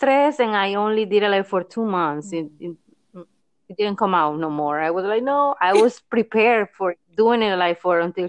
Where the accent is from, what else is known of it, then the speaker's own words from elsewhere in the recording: Colombia; moved away as an adult; now in United States; I'm from Colombia, and I've been living here in the States like for 13 years